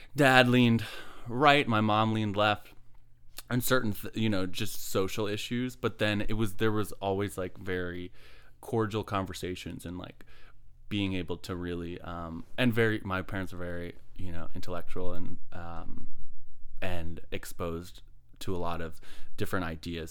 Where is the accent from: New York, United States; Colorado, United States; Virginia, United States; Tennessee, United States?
Virginia, United States; Midlothian; Midlothian, Virginia. Yeah, grew up, like, you know, cul-de-sac